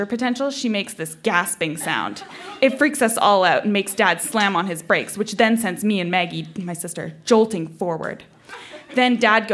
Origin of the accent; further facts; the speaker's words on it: Vancouver Island, British Columbia, Canada; I grew up on Vancouver Island